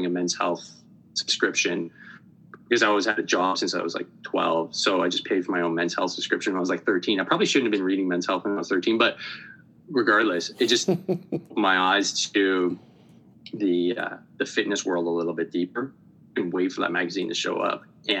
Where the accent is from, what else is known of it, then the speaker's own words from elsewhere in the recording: Montreal, Quebec, Canada; I'm Canadian, born and raised in the suburbs of Montreal